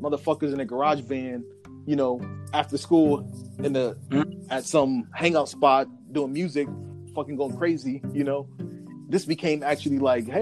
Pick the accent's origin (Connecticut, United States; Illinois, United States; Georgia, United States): Connecticut, United States; Hartford; I'm from Hartford, Connecticut.